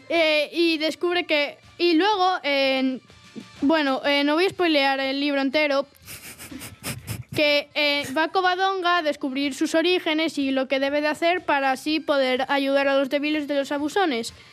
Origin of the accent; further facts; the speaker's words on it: Mieres, Asturias, Spain; Sí, somos de Mieres. Recogiendo castañas con mi abuela